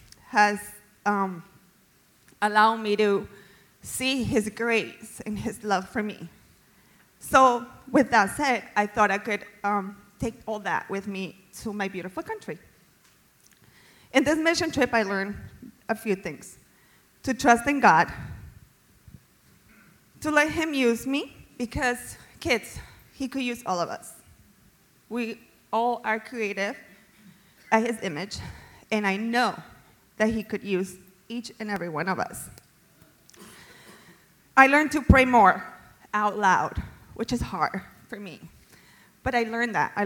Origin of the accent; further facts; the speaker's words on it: Colombia; now in United States; I was born and raised in Colombia